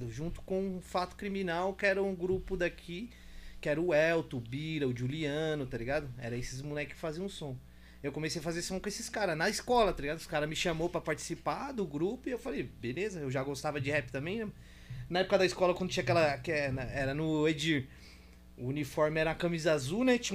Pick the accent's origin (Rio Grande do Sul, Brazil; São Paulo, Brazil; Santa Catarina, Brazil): São Paulo, Brazil; Guarulhos; Depois que começou mesmo a galera conhecer mais sobre que eu vim de Guarulhos, de Guarulhos já era milhão.